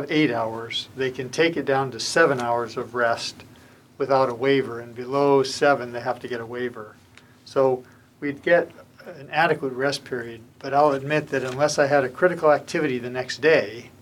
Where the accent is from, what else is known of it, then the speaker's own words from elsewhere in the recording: Southern California, United States; also born or lived in Moscow; now in Monterey, United States; I grew up in Southern California, surfing, skateboarding